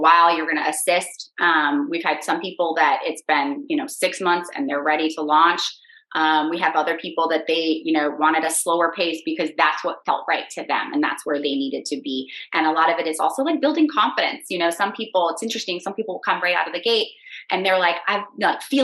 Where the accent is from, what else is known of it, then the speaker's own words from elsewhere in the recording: Michigan, United States; moved away as an adult; also born or lived in Washington, District of Columbia, United States / Alexandria, Virginia; now in Virginia, United States; I was raised in Michigan on a farm